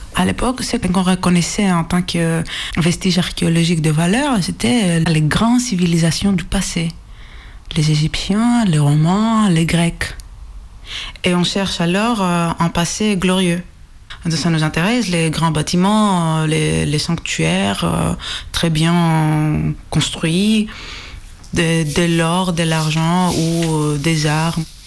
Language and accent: French; Greece; accent: Greek; French is a second language; moved away; mon accent est grec